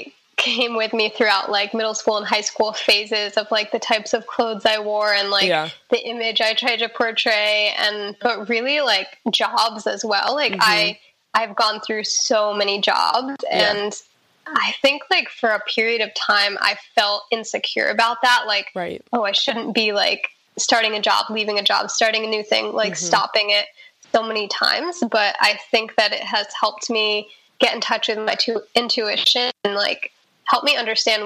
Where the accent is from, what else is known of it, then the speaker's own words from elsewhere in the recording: Newtown, Connecticut, United States; I was born in Newtown, Connecticut